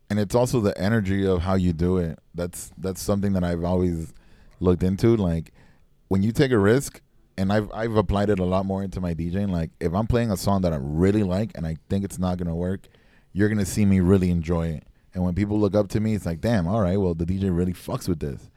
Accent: Miami, Florida, United States; also born or lived in Texas; Growing up in Miami

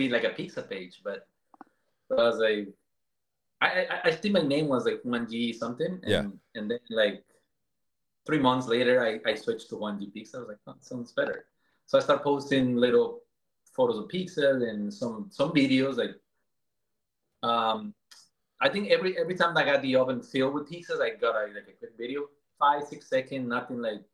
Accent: Colombia; moved away as an adult; now in Boston, United States; I am from Colombia, born and raised in Colombia. I came here when I was like 18 years old

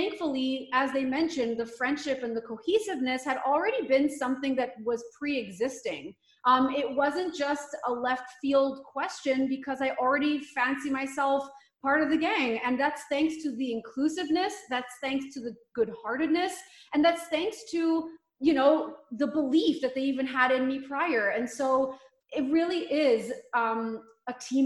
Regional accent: Montreal, Quebec, Canada; moved away as an adult; now in Vancouver, Canada; I'm actually born and raised in Montreal, Quebec

